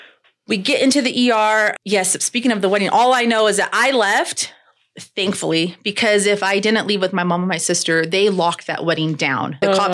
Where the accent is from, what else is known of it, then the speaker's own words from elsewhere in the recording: Northern California, United States; moved away as an adult; I'm from Northern California